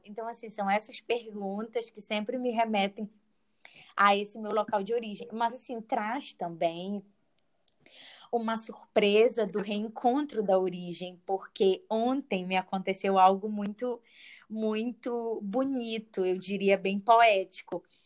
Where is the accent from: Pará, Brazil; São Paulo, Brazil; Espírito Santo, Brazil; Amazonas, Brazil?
Pará, Brazil; moved away; Sou uma paraense morando no sul do Brasil